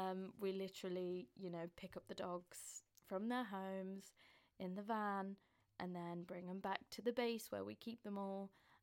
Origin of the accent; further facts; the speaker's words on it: Northern England, United Kingdom; accent: Northern; now in London, United Kingdom; I live in London. I'm originally from up north, so you'll hear a bit in my accent. Although I've been living with Southerners for quite a bit now, so sometimes the Southern traits sometimes trickle into my words sometimes. But yeah, still a Northerner technically.